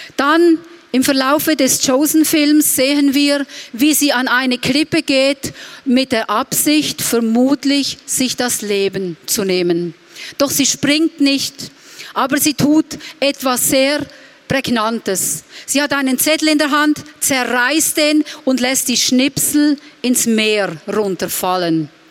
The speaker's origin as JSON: {"language": "German", "town": "Reutlingen", "region": "Baden-Württemberg", "country": "Germany", "said": "bei uns in Reutlingen"}